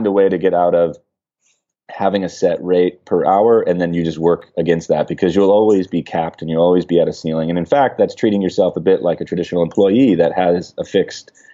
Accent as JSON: {"language": "English", "region": "Midwest", "country": "United States", "tie": "born or raised there", "said": "I grew up in the Midwest with a lot of automotive factories around"}